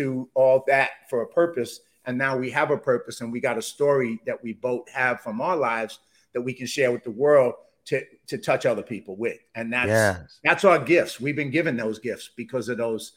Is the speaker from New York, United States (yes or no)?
yes; New York City, New York, United States; I grew up in the South Bronx.